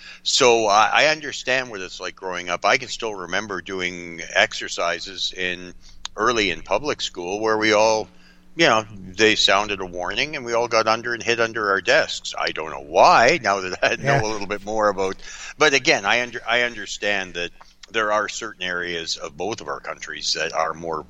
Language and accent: English; North Bay, Ontario, Canada; now in Fort Frances, Canada; I was born and raised in North Bay, Ontario.